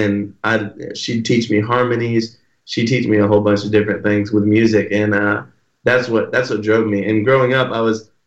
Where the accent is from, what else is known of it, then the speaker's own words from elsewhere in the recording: Texas, United States; I'm born and raised in Texas.